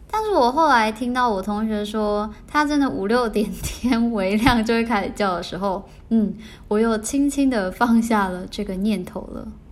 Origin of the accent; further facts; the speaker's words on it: Taiwan; 身为台湾人